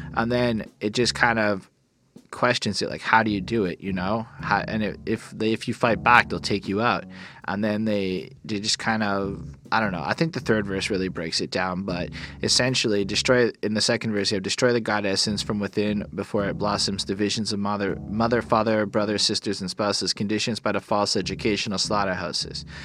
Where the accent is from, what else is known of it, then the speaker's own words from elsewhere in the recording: Canada; I'm a Canadian.